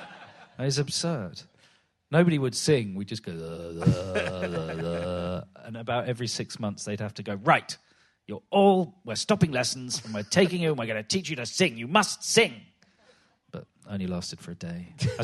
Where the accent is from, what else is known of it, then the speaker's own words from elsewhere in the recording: London, United Kingdom; I was brought up in Stockwell, which is hardly Kensington, and in the 70s and 80s particularly.